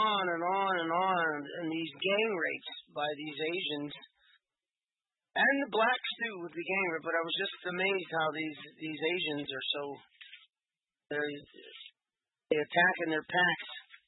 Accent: England, United Kingdom; I am an Englishman

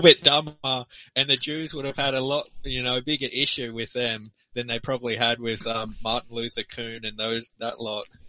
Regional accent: Australia; as a guy who lives in Australia

